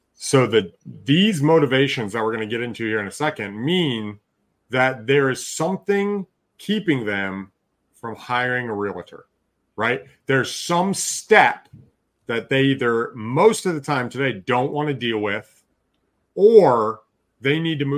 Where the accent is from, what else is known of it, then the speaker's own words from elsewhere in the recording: Alaska, United States; also born or lived in Texas; now in Michigan, United States; You know, I grew up doing that in the summer growing up in Alaska, but in Texas, we never did that. And so here, moving back to Michigan, we actually like keeping the windows open